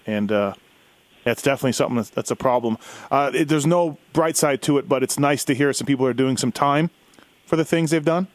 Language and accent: English; Canada; me growing up in Canada